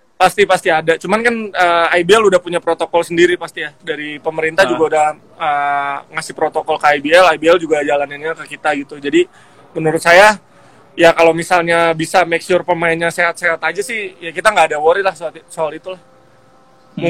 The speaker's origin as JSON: {"language": "Indonesian", "town": "Depok", "region": "West Java", "country": "Indonesia", "said": "dari kota saya ya, Depok"}